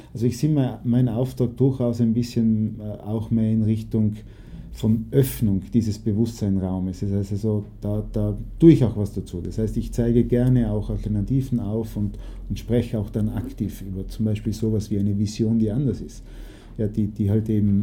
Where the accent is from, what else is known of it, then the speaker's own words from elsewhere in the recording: Naples, Campania, Italy; da, wo ich aufgewachsen bin in Neapel